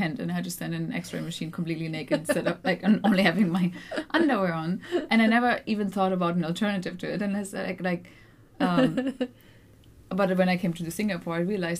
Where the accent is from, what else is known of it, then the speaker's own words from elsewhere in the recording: Germany; I grew up in Germany.